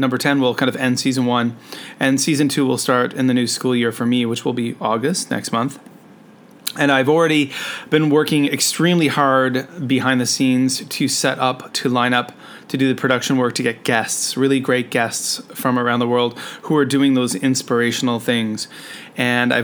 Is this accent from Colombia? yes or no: no; Canada; now in Shenzhen, China; I'm a Canadian teacher who is currently living and working in Shenzhen, China.